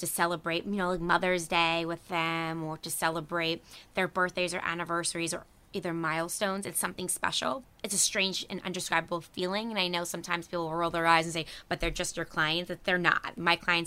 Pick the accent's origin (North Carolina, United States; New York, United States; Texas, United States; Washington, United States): New York, United States; Harrison; I grew up in a town of Harrison, which is in Westchester County